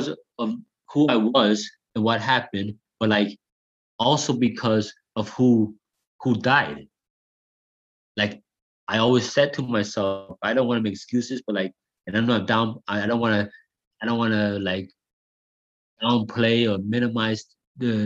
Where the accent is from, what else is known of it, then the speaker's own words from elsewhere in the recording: Hamilton, Ontario, Canada; I'm from the East End of Hamilton, so like in the East End, like when I was growing up